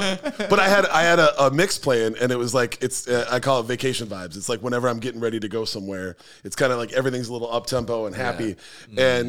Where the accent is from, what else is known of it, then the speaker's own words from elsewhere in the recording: Minneapolis, Minnesota, United States; my whole group of friends growing up in South Minneapolis all kind of got into hip-hop at the same time.